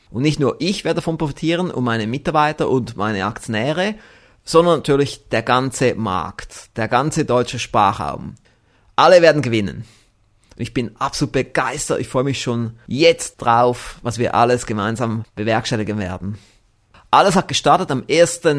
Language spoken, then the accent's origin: German; Konolfingen, Bern, Switzerland; Ich bin aus Konofingen, das ist in der Nähe von Bern.